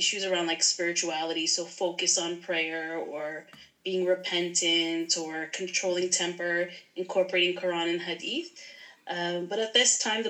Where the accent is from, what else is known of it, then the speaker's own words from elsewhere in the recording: Toronto, Ontario, Canada; I am from the Toronto area. I live about maybe like 40 minutes outside of the Toronto area in the suburbs.